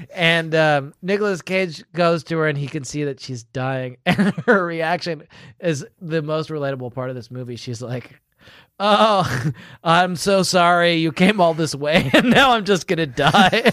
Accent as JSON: {"language": "English", "country": "United Kingdom", "said": "as a British man"}